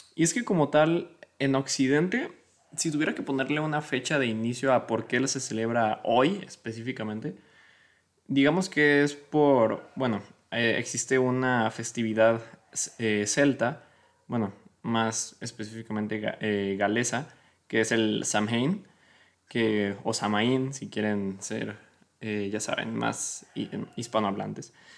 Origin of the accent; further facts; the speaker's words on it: Mexico; soy mexicano